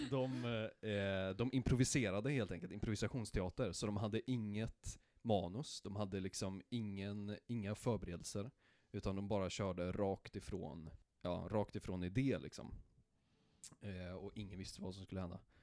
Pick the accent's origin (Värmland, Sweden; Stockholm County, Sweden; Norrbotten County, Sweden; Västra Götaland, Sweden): Värmland, Sweden; Karlstad; jag är från Karlstad